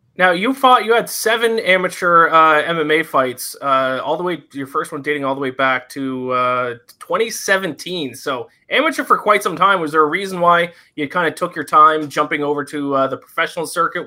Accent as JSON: {"language": "English", "region": "Nova Scotia", "country": "Canada", "said": "Nova Scotia. I'm over on the East Coast"}